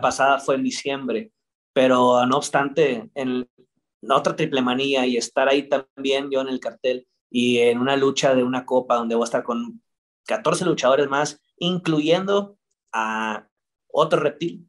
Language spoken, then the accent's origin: Spanish; Mexico